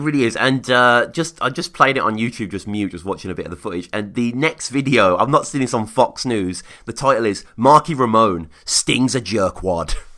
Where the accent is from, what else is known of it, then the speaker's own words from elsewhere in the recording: United Kingdom; moved away; as a Brit